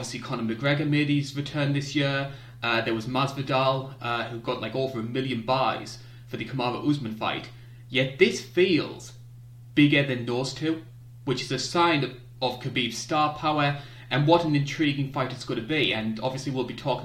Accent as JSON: {"language": "English", "country": "United Kingdom", "said": "as a Brit"}